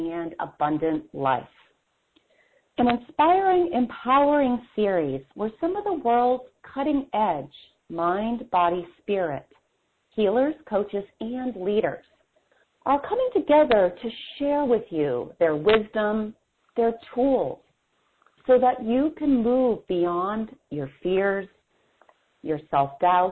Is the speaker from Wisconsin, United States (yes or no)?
yes; Wisconsin, United States; I'm from Wisconsin